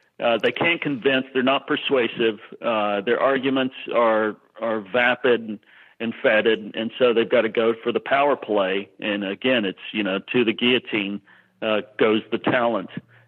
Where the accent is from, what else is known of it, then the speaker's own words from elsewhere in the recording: Texas, United States; accent: Texas; my Texas accent.